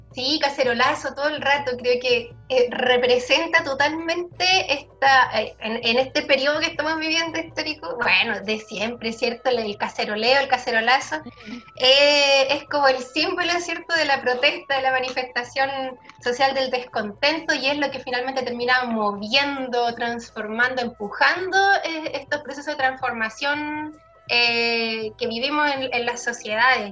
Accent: Chile; merecemos, digamos, como pueblo chileno

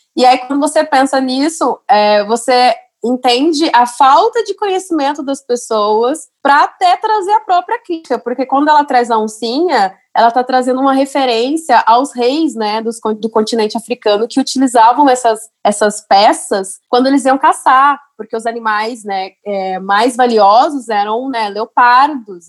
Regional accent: Minas Gerais, Brazil; sou mineira

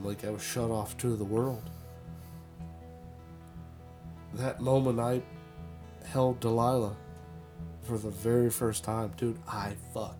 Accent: Florida, United States; We're from Florida.

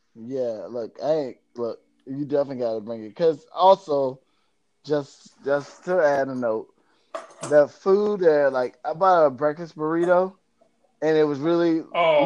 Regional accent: Florida, United States; I grew up in Florida

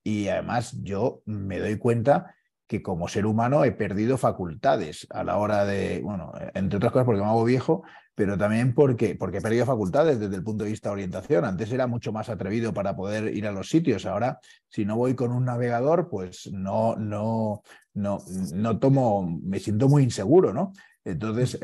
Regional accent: Valencia, Valencian Community, Spain; now in Madrid, Spain; mi pueblo, ¿eh? de, Valencia

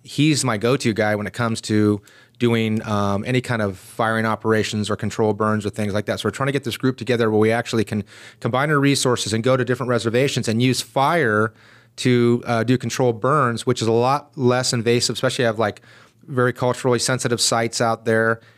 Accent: San Diego, California, United States; I grew up in East County of San Diego. So okay. I'm an East County guy.

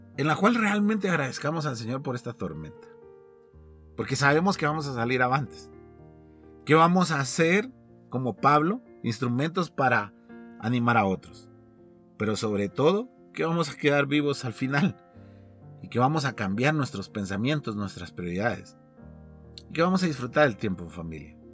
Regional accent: Guatemala; como guatemaltecos

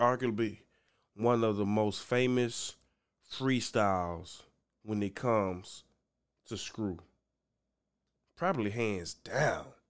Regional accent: Louisiana, United States; I'm from Louisiana

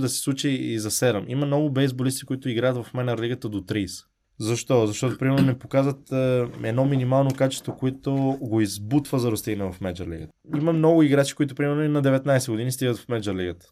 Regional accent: Bulgaria; moved away; also born or lived in Italy; аз съм от България

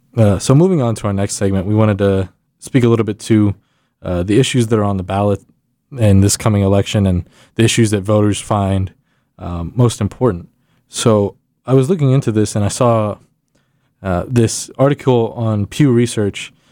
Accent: Texas, United States; moved away as an adult; now in Indiana, United States; I'm from Texas

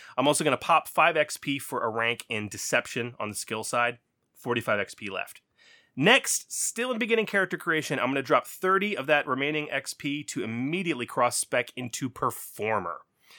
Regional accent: Texas, United States; I'm Texan.

